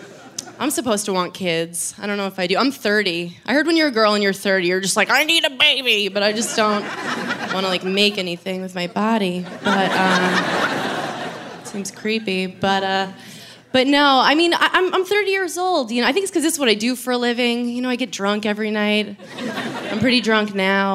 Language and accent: English; New York, United States; I've lived in New York my whole life